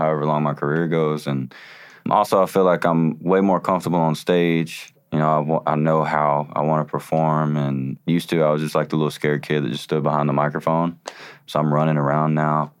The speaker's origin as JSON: {"language": "English", "town": "Chattanooga", "region": "Tennessee", "country": "United States", "tie": "born or raised there", "said": "Chattanooga, because it was my hometown"}